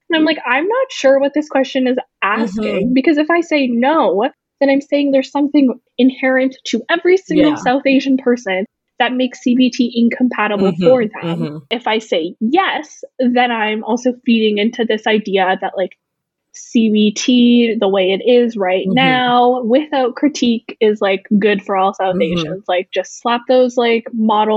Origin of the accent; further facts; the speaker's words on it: Winnipeg, Manitoba, Canada; I was born and raised in Winnipeg